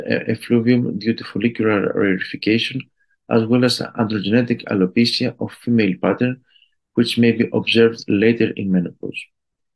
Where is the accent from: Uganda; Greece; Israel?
Greece; I am an endocrinologist from Greece